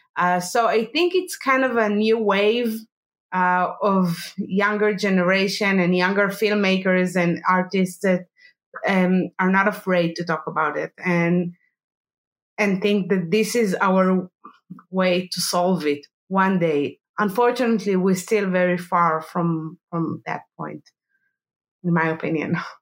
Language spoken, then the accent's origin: English; Jerusalem, Jerusalem District, Israel; I was born in Jerusalem, and uh, all my childhood I I, uh, I you know I, I lived between uh, bomb attacks